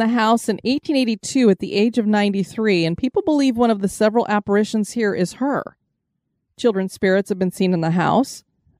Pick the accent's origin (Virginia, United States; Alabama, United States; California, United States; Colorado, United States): Colorado, United States; moved away; I came from Colorado